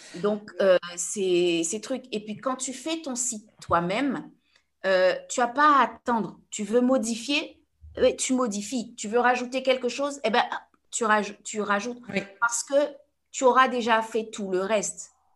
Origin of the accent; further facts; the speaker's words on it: Guadeloupe; je suis guadeloupéenne